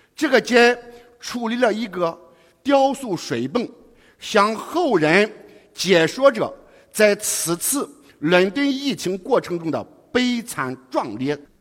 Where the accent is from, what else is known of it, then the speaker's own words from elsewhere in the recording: foot of Wangwu Mountain, Henan, China; moved away as an adult; now in Guangzhou, China; 我出生于王屋山脚下